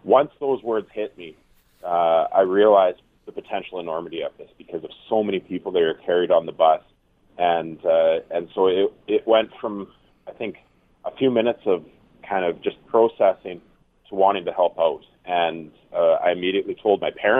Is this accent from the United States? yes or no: no; Nipawin, Saskatchewan, Canada; I grew up in Nipawin